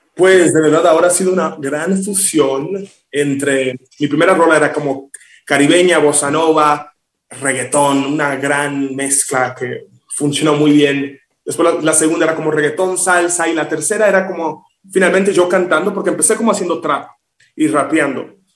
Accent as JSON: {"language": "Spanish", "town": "Miami", "region": "Florida", "country": "United States", "tie": "born or raised there", "also_born_or_lived": "Villa Juana, Dominican Republic", "moved": "yes", "lives_now": "Mexico City, Mexico", "said": "cuando yo tenía como dos años, mi mamá, tú sabes, dijo, vamos a emigrar, vamos a tratar algo nuevo, me mudo a Miami y me crié ahí"}